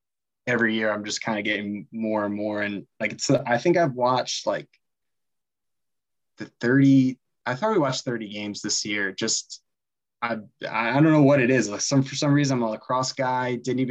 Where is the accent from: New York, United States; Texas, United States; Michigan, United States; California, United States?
New York, United States; My first memory is in that I'm from New York. It just all makes sense.